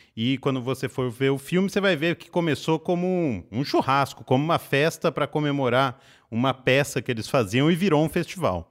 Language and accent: Portuguese; Pirassununga, São Paulo, Brazil; perto da cidade onde eu nasci, Pirassununga